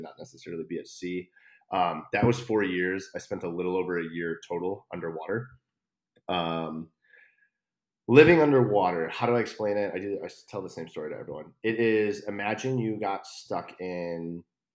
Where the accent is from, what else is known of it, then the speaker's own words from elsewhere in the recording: Chicago, Illinois, United States; moved away as an adult; I'm from Chicago